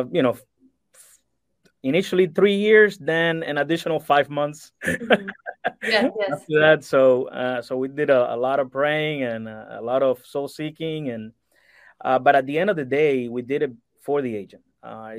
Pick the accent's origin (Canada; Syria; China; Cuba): Cuba; now in United States; I'm originally from Cuba, born and raised, and I moved to the States in 1996.